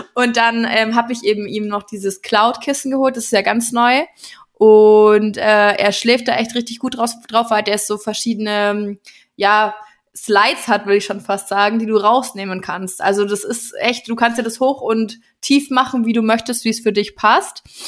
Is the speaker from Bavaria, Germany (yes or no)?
yes; near Nuremberg, Bavaria, Germany; moved away; ich komme ja ursprünglich aus der Nähe von Nürnberg